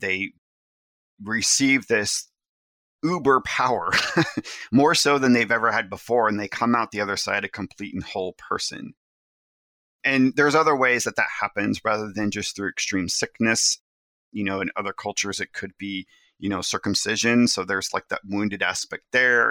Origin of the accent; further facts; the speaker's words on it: the Ozarks, Missouri, United States; I was raised in the Ozarks